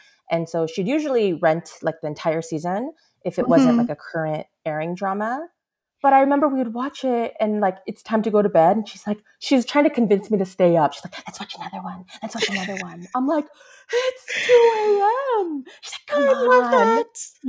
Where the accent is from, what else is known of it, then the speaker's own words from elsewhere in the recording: United States; I'm Korean-American.